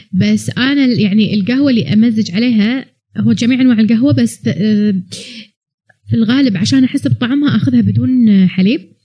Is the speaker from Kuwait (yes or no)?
yes; Kuwait; ما عندنا اماكن قهوه زينه بالكويت